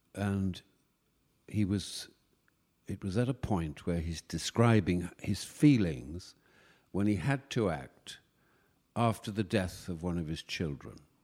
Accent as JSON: {"language": "English", "town": "York", "region": "Yorkshire and the Humber", "country": "United Kingdom", "tie": "born or raised there", "moved": "yes", "said": "I went back to York, my hometown"}